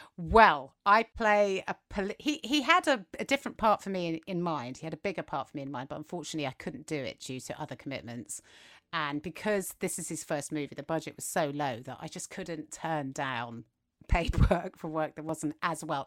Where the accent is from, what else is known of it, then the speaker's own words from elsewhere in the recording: England, United Kingdom; accent: English; we're English and that's what our accent does